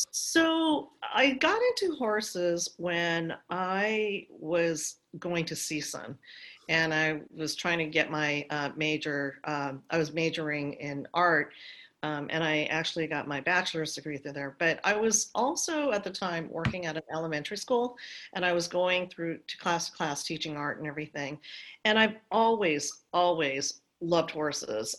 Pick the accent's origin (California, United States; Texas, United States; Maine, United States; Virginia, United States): California, United States; Los Angeles; also born or lived in Santa Monica, California; I grew up in Santa Monica, oh, and um, and I was about five years old at the time when they decided to buy a place in the valley